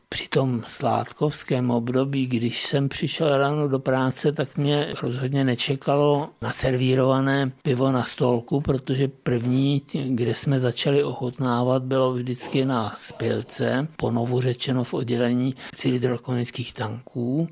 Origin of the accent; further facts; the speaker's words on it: Bohemia, Czechia; also born or lived in České Budějovice, Czech Republic; u nás, v Čechách